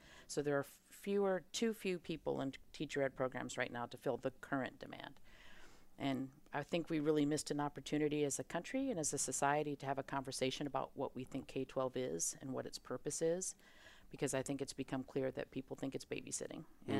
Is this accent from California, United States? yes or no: no; Auburn, Alabama, United States; I grew up in Auburn, Alabama, so I definitely remember when Georgia won the national championship because it was a very sore point in our household